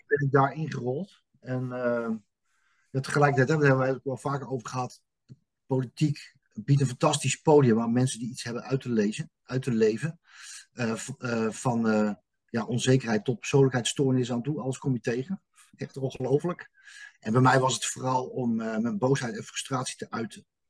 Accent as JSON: {"language": "Dutch", "region": "Utrecht", "country": "Netherlands", "tie": "born or raised there", "said": "Ik ben in dit leven geboren in 1971 op Kanaaleiland."}